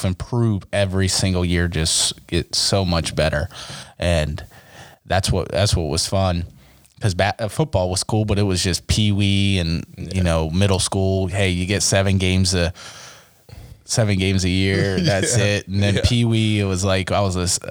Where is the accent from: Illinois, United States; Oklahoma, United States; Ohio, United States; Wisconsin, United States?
Ohio, United States; Mount Eaton; moved away; I grew up in Mount Eaton, Ohio